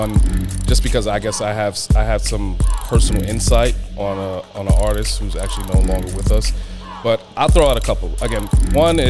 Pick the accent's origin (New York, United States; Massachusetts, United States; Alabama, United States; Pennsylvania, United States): New York, United States; Yonkers; also born or lived in Bronx, New York; I grew up in Yonkers, also between the Bronx and Yonkers. But early childhood was Yonkers